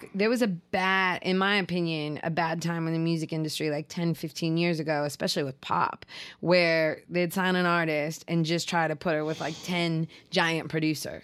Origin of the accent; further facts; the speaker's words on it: Seattle, Washington, United States; as a kid growing up in Seattle